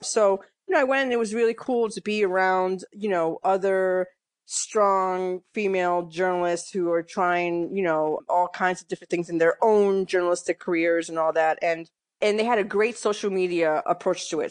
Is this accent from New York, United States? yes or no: yes; New York City, New York, United States; moved away as an adult; also born or lived in Massachusetts / Connecticut; now in Philadelphia, United States; I grew up in New York, mostly in the Bronx